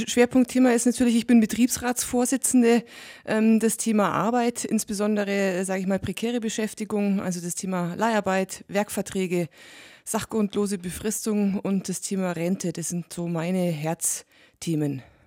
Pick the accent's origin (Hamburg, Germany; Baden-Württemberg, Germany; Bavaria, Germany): Bavaria, Germany; Allgäu; insbesondere hier im Allgäu und bei uns in Bayern